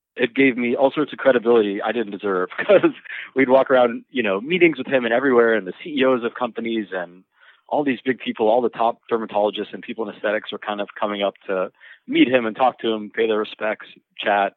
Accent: Miami, Florida, United States; I grew up in Miami

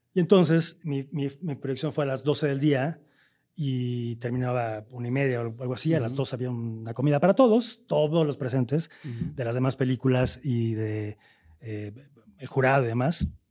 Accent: Veracruz, Mexico; nosotros que somos de Veracruz

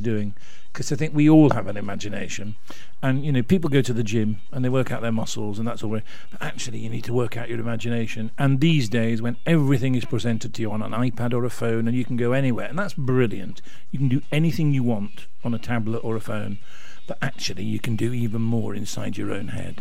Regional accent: Rotherham, Yorkshire and the Humber, United Kingdom; moved away; I come from Rotherham.

